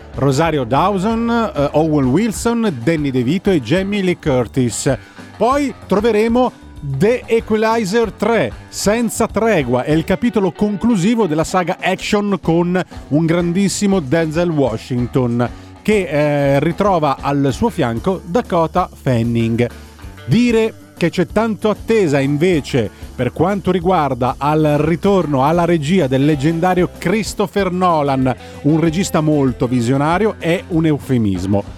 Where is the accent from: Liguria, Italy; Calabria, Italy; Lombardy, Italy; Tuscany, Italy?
Calabria, Italy; Scilla; un mio compaesano Antonio che è di Scilla, il paese dove sono nato io, in provincia di Reggio Calabria